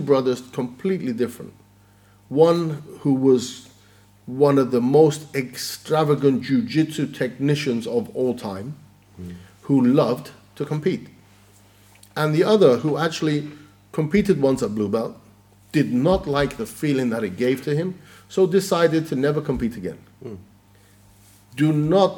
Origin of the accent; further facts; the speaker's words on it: Sicily, Italy; now in United Kingdom; I'm from Sicily.